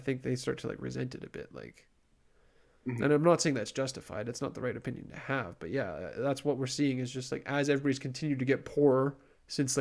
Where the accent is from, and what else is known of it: Canada